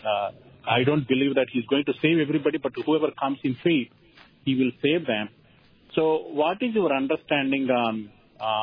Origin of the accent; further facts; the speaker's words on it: India; now in St. Paul, United States; I was, you know, born and brought up in India, and I came to know the Lord at uh, 19 years of age from Hinduism.